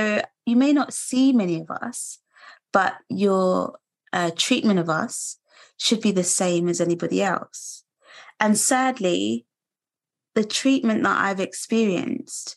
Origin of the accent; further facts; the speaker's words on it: London, United Kingdom; I was born in London, which is like a multicultural melting pot